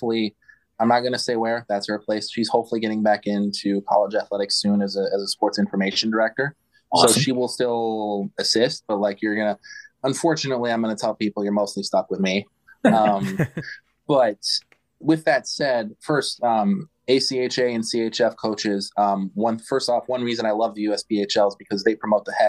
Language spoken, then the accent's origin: English; Baltimore, Maryland, United States; moved away; also born or lived in North Dakota; I'm from Baltimore